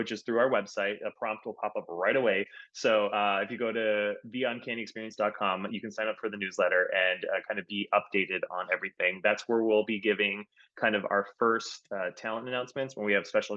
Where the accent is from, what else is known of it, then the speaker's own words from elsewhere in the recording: Minnesota, United States; I'm from Minnesota